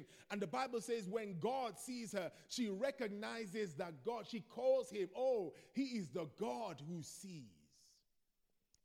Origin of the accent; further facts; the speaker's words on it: Nigeria; moved away; I grew up in Nigeria. In Nigeria, we're more expressive